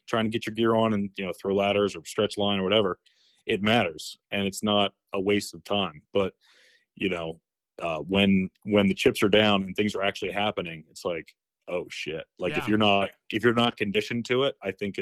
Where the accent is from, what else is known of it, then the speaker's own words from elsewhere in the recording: outside of Baltimore, Maryland, United States; moved away as an adult; also born or lived in Frederick, Maryland; now in Philadelphia, United States; I grew up outside of Baltimore